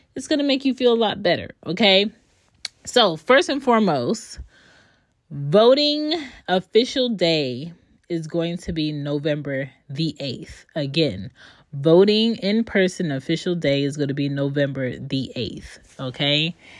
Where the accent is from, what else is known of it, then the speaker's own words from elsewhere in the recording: Philadelphia, Pennsylvania, United States; now in Georgia, United States; I am from Philly, but I do not live in Philly